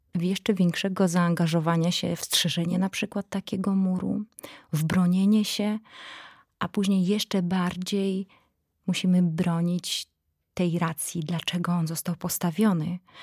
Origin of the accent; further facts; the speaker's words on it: Belarus; Polish is a second language; moved away as an adult; now in Poland; będąc Białorusinką